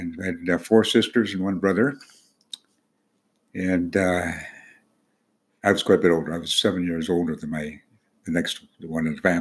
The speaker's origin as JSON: {"language": "English", "town": "Kent", "region": "Washington", "country": "United States", "tie": "born or raised there", "said": "I grew up on a farm just east of Kent, which is just south of Seattle."}